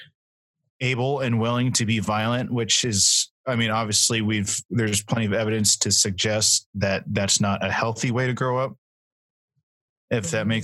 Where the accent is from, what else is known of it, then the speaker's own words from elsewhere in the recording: Nevada, United States; moved away as an adult; now in Boise, United States; I grew up in Nevada